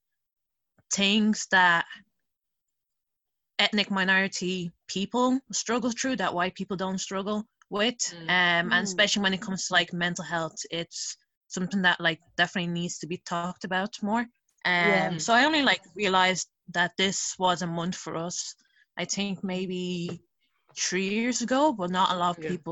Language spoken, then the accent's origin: English; Dublin, Leinster, Ireland; I am Irish Nigerian, so I was born and raised in Dublin